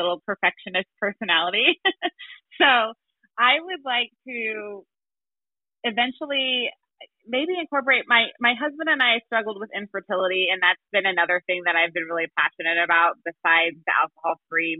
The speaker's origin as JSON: {"language": "English", "town": "St. Louis", "region": "Missouri", "country": "United States", "said": "I'm from St. Louis, Missouri"}